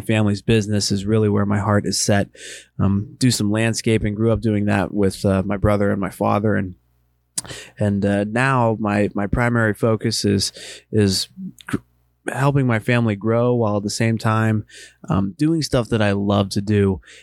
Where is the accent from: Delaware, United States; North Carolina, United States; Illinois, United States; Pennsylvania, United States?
Pennsylvania, United States; Western; moved away as an adult; also born or lived in Eastern Ohio; now in Ohio, United States; I live in Eastern Ohio. I grew up in Western Pennsylvania.